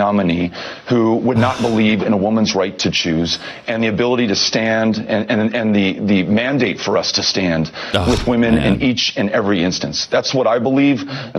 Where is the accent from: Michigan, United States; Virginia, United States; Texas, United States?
Texas, United States; In my home state of Texas